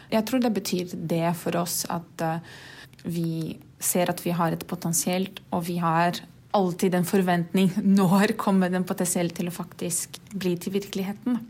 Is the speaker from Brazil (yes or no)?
yes; Brazil; Norwegian is a second language; moved away as an adult; also born or lived in Norway; now in Oslo, Norway; Jeg er fra Brasil, har bodd her i Norge litt over to år